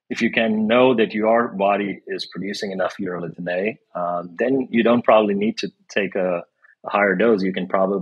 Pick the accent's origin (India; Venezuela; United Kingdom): India; moved away; I grew up in India